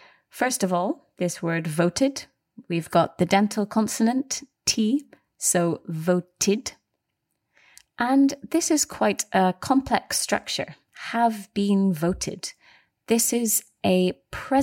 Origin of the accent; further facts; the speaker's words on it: Scotland, United Kingdom; we are both from Scotland